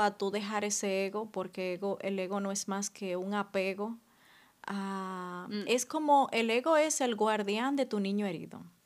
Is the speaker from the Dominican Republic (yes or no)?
yes; Dominican Republic; moved away as an adult; now in France; cuando vengo aquí me siento súper dominicana.